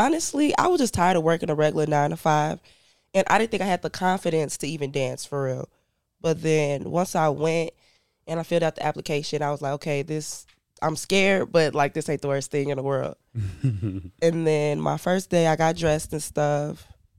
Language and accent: English; Ghana; Well, I'm from Ghana, West Africa. I'm only half. My mom is black and my dad's a Ghanaian. Lived in Ghana for a couple of years.